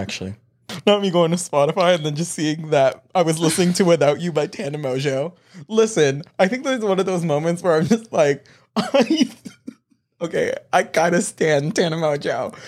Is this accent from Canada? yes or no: yes; Canada; we're Canadian.